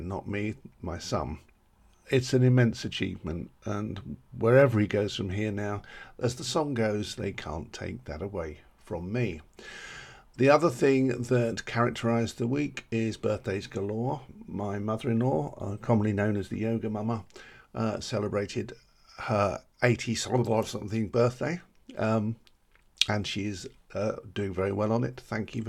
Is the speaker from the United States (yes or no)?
no; United Kingdom; we're British.